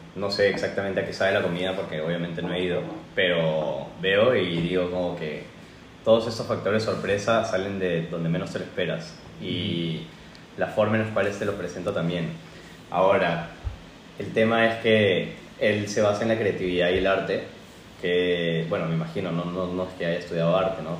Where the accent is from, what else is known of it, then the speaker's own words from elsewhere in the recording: Lima, Peru; now in Spain; Soy de Perú, de Lima, Perú.